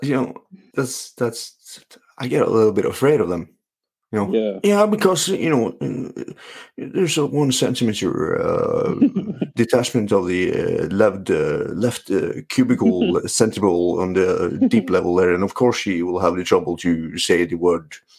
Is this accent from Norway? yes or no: yes; Norway; English is a second language; I'm a physio from Norway